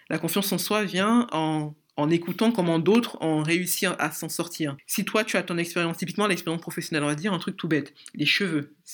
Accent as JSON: {"language": "French", "country": "Cameroon", "also_born_or_lived": "Ivory Coast", "moved": "yes", "said": "je suis camerounaise"}